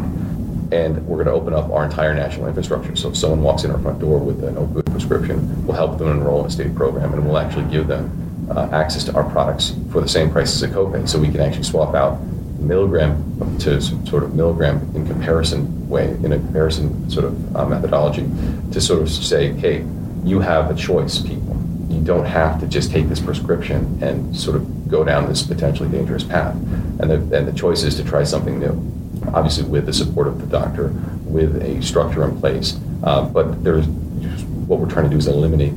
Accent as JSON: {"language": "English", "region": "Maryland", "country": "United States", "tie": "born or raised there", "said": "I grew up in Maryland."}